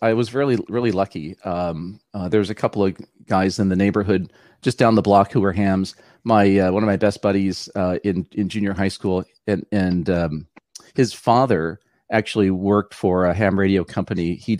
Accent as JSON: {"language": "English", "town": "Los Angeles", "region": "California", "country": "United States", "tie": "born or raised there", "moved": "as an adult", "lives_now": "San Jose, United States", "said": "No, actually, I grew up in West Los Angeles, which is like the Silicon Desert."}